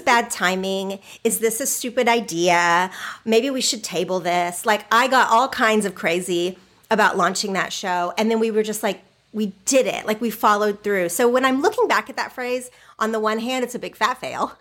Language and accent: English; Oklahoma, United States; moved away as an adult; now in California, United States; I grew up in Oklahoma.